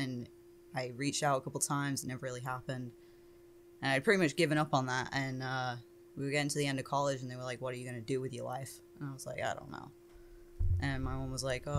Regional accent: England, United Kingdom; moved away; I'm obviously from England.

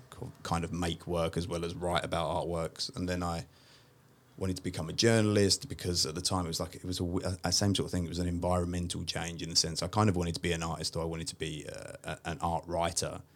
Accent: London, United Kingdom; moved away as an adult; now in Sydney, Australia; I'm originally from uh, a part of East London called Walthamstow

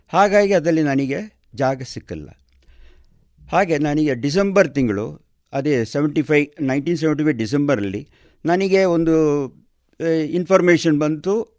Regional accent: Salem, Tamil Nadu, India; moved away as an adult; now in Puttur, India; ನಾನು ಸೇಲಂನಲ್ಲಿ ತಮಿಳ್ನಾಡು ಸೇಲಂ ಅಂತ ಹೇಳುವ ಜಾಗದಲ್ಲಿ ನಾನು ಹುಟ್ಟಿ ಬೆಳೆದದ್ದು

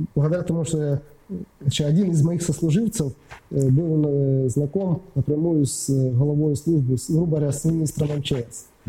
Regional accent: Ukraine

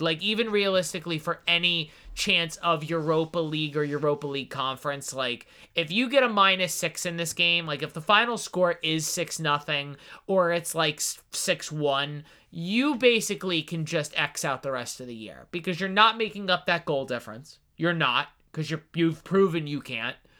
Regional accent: New Jersey, United States; moved away; my home state

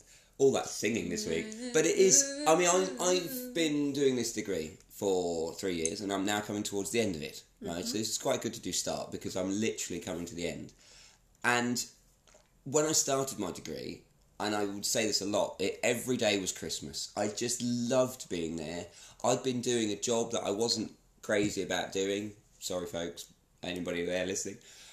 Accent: United Kingdom; I'm from the country that is the United Kingdom of Great Britain and Northern Ireland

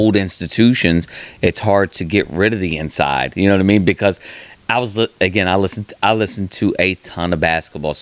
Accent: West Virginia, United States; as someone that came up in West Virginia sports

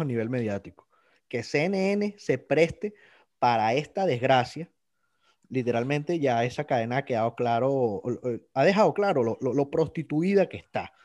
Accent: Venezuela; moved away

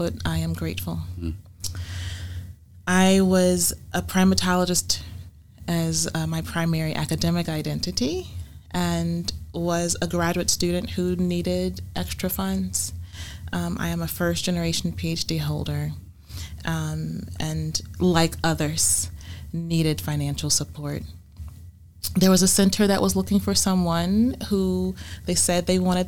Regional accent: Savannah, Georgia, United States; also born or lived in Hilton Head, South Carolina / Beaufort, South Carolina; I was born and raised in Savannah, Georgia, in the Lowcountry that extends through the Lowcountry of South Carolina.

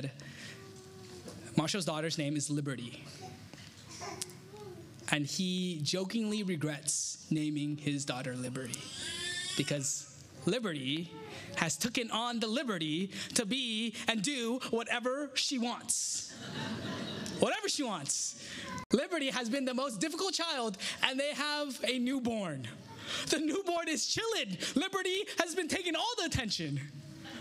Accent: Taiwan; I'm from Taiwan

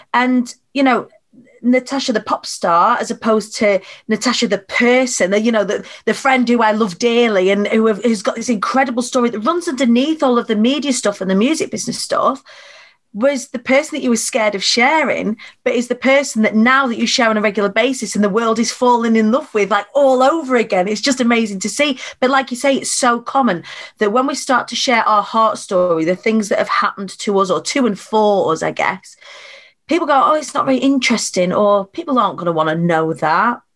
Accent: Preston, North West England, United Kingdom; I was born on the Council Estates of Preston

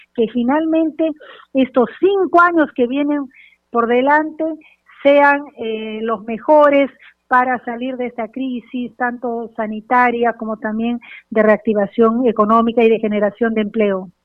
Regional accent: Peru; como peruana

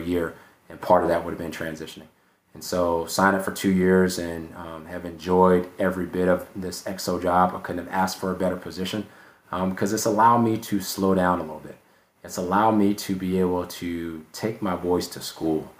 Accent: Brunswick, Georgia, United States; moved away as an adult; Hunter Army Airfield was an hour away from my hometown in Brunswick, Georgia

